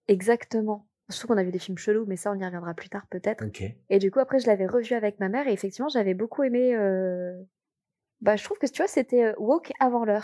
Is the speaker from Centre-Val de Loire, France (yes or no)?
no; Aix-en-Provence, Provence-Alpes-Côte d'Azur, France; moi j'ai grandi sur Aix-en-Provence.